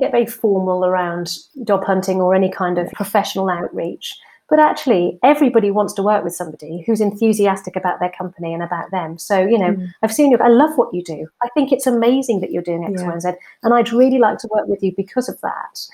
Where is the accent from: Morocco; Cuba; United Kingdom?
United Kingdom; Swansea, Wales; moved away as an adult; also born or lived in Plymouth; I'm actually from South Wales, from Swansea, and I went to university in Plymouth